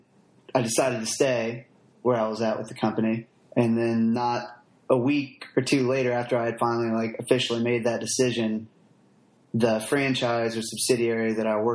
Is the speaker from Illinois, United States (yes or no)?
no; Chillicothe, Ohio, United States; Chillicothe, Ohio. It's a little south of Columbus